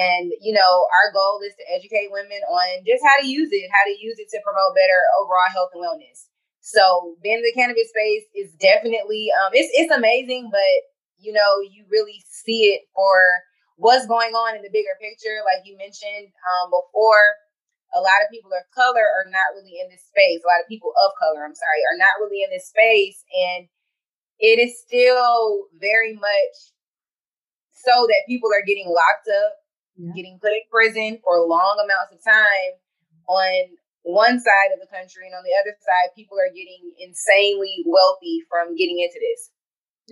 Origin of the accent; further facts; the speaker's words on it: Riverdale, Georgia, United States; also born or lived in Atlanta, Georgia; I am originally from Riverdale, Georgia